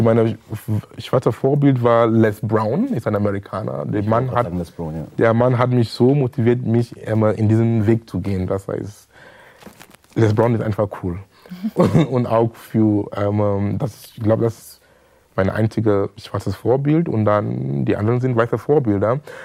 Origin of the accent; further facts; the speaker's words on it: Cameroon; German is a second language; moved away as an adult; now in Germany; ich komme aus Kamerun